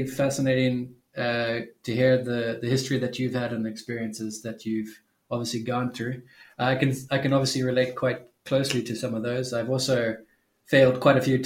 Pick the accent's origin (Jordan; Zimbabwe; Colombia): Zimbabwe; I grew up in Zimbabwe, which is a third world country that experiences a lot of poverty.